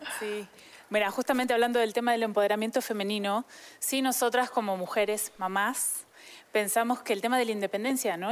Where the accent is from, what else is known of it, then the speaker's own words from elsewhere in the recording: Argentina; moved away; yo soy argentina, ¿no? Hace muchos años vivo aquí, entonces ya soy adoptada